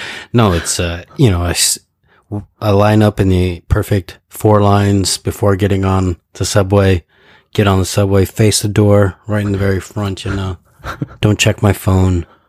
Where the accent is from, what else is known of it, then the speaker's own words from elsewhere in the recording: United States; moved away as an adult; now in Japan; my hometown, which is like a population of like a hundred and fifty thousand people